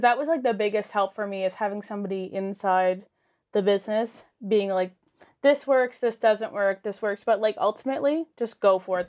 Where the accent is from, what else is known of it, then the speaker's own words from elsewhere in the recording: Lower Sackville, Nova Scotia, Canada; I'm from Sackville